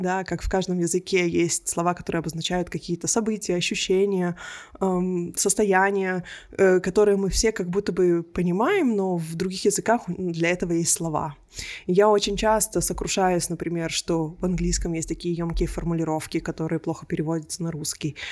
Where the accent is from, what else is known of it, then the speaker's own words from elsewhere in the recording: Israel; first language Russian; moved away as an adult; also born or lived in Belarus / Berlin, Germany; now in Melbourne, Australia; мы всей семьей уехали из Беларуси в Израиль